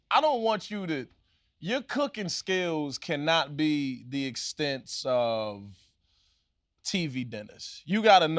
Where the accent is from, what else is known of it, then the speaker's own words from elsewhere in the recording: the South, United States; I got skills, baby. I'm from the South.